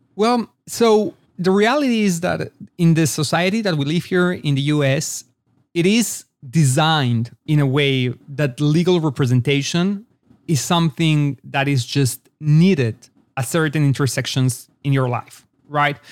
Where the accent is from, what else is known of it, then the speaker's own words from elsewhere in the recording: Mexico City, Mexico; also born or lived in Israel / Los Angeles, United States; now in Austin, United States; born and raised in Mexico City to an Israeli family, as a matter of fact. So I grew up between both Israel and Mexico